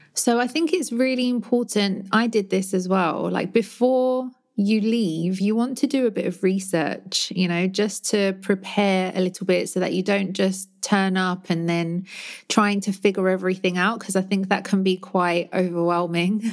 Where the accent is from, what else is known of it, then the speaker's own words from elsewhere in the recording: London, United Kingdom; moved away as an adult; now in Barcelona, Spain; my hometown in London